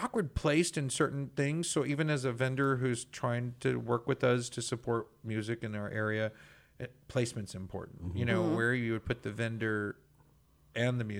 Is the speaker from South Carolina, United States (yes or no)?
no; Texas, United States; as a Texan